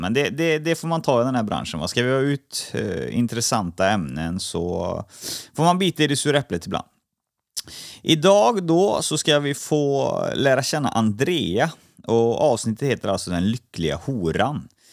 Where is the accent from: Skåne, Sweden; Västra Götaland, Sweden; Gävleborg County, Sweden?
Västra Götaland, Sweden; Trollhättan; Jag är uppvuxen i Halvorstorp